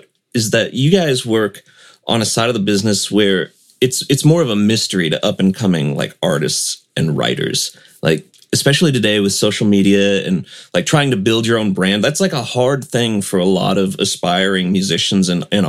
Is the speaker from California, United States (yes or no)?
no; St. Louis, Missouri, United States; also born or lived in Arkansas; My dad, when we moved to Arkansas from St. Louis, it was very much that way.